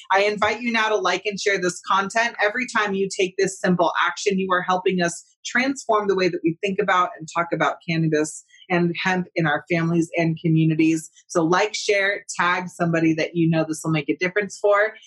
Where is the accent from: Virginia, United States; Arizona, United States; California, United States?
California, United States; I'm come from California